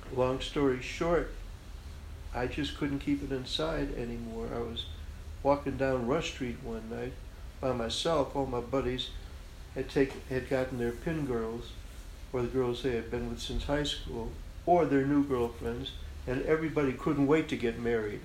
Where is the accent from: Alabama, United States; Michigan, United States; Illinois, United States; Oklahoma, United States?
Illinois, United States; Chicago; the way I grew up in Chicago, on the west side of Chicago